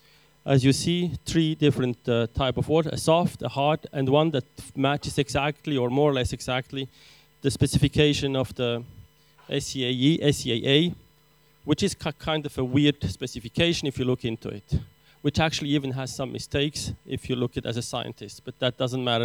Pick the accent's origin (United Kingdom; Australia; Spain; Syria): Syria; Aleppo, Aleppo Governorate; now in Switzerland; I'm actually Armenian, born in Syria in Aleppo, but of course now I'm teaching in Switzerland.